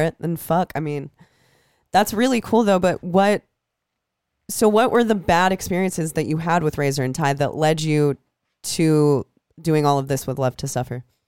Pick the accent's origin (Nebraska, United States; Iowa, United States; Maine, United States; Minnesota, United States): Iowa, United States; moved away; I'm from Iowa